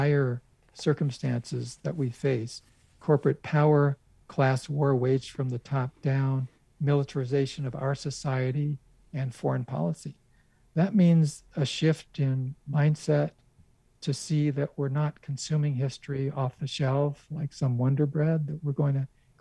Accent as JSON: {"language": "English", "country": "United States", "said": "as an American Jew"}